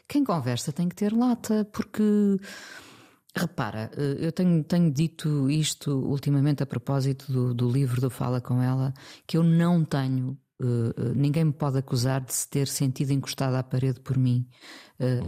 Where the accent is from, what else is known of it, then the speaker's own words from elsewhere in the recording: Mindelo, Norte, Portugal; moved away as an adult; also born or lived in Lisbon; nasci em Lisboa, mas vivi dos 4 aos 20 eh, em Mindelo.